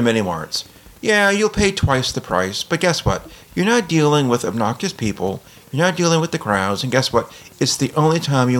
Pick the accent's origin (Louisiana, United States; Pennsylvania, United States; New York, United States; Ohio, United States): Louisiana, United States; New Orleans; But, you know, I guess I come from New Orleans, and so this is the sort of thing we see during a hurricane.